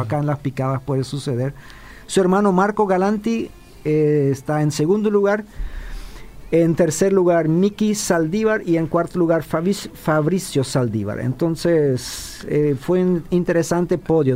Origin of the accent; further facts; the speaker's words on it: Chaco, Paraguay; a los que somos chaqueños